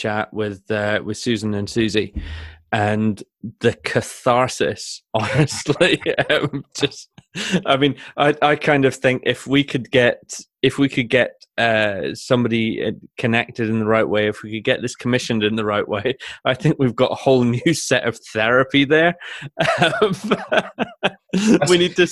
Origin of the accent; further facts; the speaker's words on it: Shetland, Scotland, United Kingdom; I grew up in Shetland